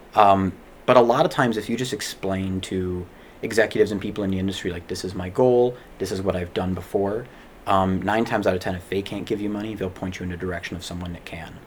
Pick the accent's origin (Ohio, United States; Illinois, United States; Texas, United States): Illinois, United States; Chicago; I grew up in Chicago and went to school in Chicago